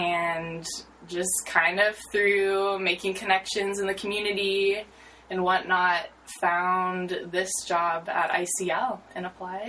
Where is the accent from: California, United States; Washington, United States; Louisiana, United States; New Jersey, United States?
Washington, United States; Seattle; also born or lived in Philippines; I was born and raised in the Seattle area.